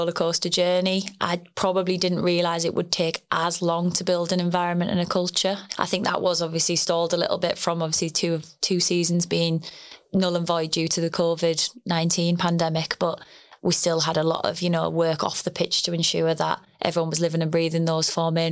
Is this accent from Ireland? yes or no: no; the Northeast, North East England, United Kingdom; moved away as an adult; also born or lived in Loughborough / the Midlands; I am originally from the Northeast.